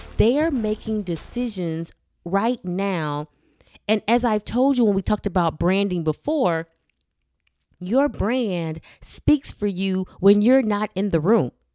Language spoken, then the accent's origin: English; Miami, Florida, United States; I was born and raised in Miami, Florida